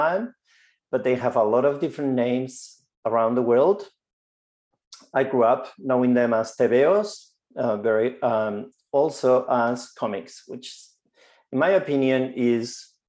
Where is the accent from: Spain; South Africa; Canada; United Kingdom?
Spain; moved away as an adult; now in Victoria, Australia; I grew up in Spain